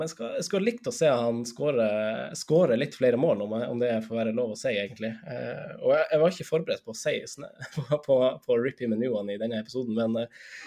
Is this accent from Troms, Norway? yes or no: yes; Finnsnes, Troms, Norway; moved away; jeg er fra Finnsnes, da jeg fortsatt bodde på Finnsnes